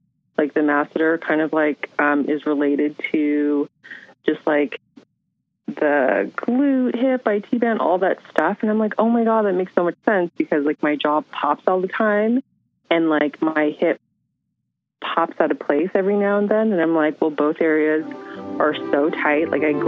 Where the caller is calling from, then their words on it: San Francisco, California, United States; Hi, I'm … from San Francisco.